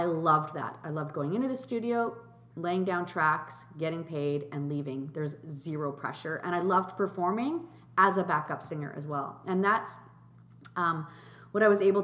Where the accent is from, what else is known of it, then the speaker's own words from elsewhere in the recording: Markham, Ontario, Canada; also born or lived in Switzerland / Germany; we moved to Canada and lived in Milliken Mills, Warden and Steeles, and, went to school